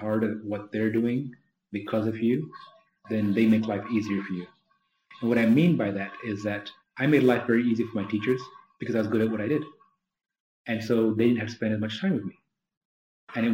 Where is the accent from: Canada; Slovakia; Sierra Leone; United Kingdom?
United Kingdom; London; now in United States; I was born in London